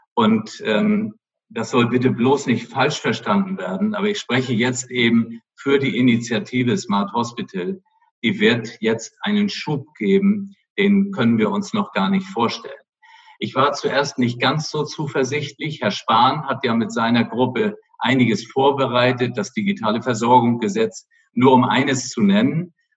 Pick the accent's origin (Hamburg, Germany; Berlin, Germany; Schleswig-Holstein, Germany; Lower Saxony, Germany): Schleswig-Holstein, Germany; Flensburg; ich bin nun ein Nordlicht, meine Mutter war Dänen und äh, deswegen habe ich auch nach Skandinavien so ein bisschen Beziehung und bin da ja auch mehr oder weniger an der Grenze aufgewachsen in Flensburg